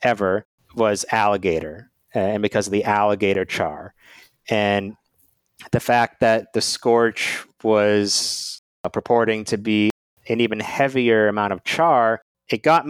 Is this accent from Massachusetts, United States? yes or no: yes; Massachusetts, United States; now in Washington, D.C., United States; my home state of Massachusetts